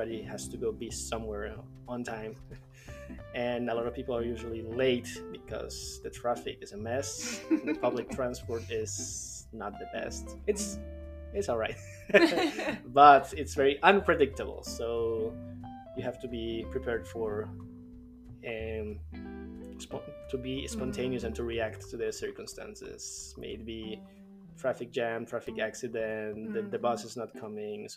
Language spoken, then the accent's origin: English; Bogotá, Bogotá Capital District, Colombia; I was born in Colombia, in the capital of Colombia, Bogotá